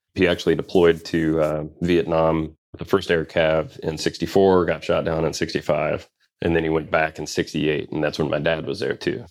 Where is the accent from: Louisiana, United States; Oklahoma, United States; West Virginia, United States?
West Virginia, United States; also born or lived in Mississippi / Louisville, Kentucky; now in North Carolina, United States; I actually moved to West Virginia when I was ten.